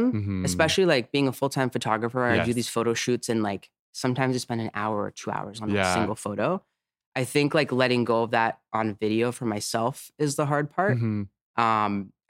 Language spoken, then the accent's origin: English; Azores, Portugal; moved away; I'm originally from Portugal.